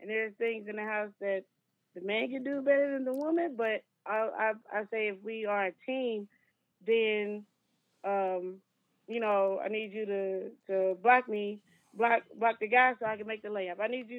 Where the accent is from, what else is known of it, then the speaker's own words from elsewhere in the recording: Kansas City, United States; I can. I'm from Kansas City.